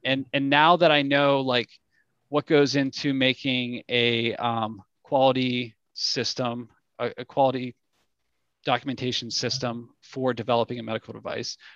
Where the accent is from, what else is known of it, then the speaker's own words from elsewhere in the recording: Pittsburgh, Pennsylvania, United States; also born or lived in London / San Diego / Cincinnati; I'm from Pittsburgh